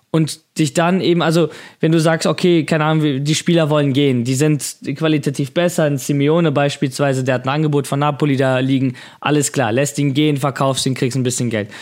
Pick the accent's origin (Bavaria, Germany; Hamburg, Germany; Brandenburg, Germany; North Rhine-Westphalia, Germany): Hamburg, Germany; als Hamburger